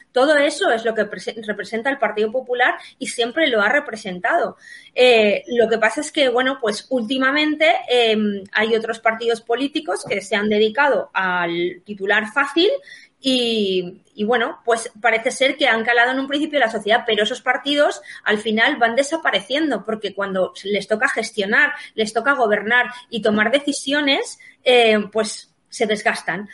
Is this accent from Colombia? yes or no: no; Valencia, Valencian Community, Spain; hoy aquí en, mi tierra, en, Valencia